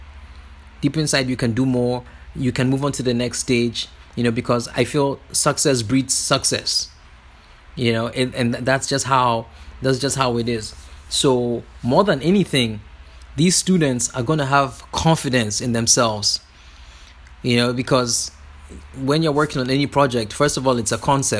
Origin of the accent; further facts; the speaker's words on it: Ghana; moved away; also born or lived in California; I'm from Ghana